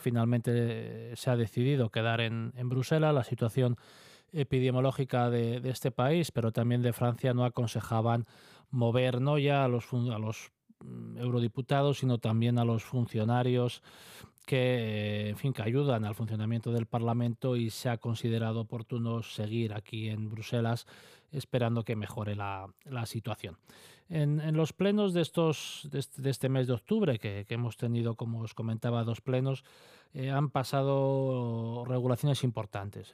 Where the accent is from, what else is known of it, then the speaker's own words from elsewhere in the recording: Asturias, Spain; como asturianos